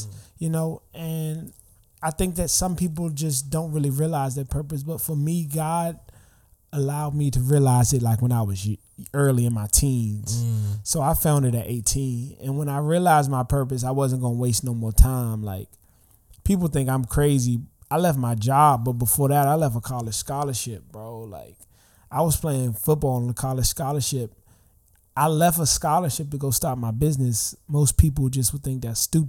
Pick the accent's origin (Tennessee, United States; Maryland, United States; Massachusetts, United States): Maryland, United States; Prince George's County; I'm actually here from Prince George's County, Maryland. I grew up here, like, my whole life